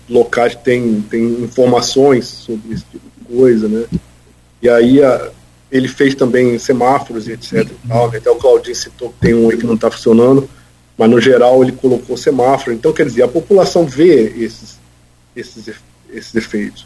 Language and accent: Portuguese; Campos dos Goytacazes, Rio de Janeiro, Brazil; eu como um bom campista, né, cresci na minha cidade, conheço bem o nosso povo